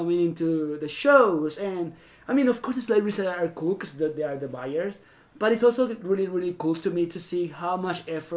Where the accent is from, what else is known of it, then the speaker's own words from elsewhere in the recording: Venezuela; accent: South American; moved away; I'm actually Venezuelan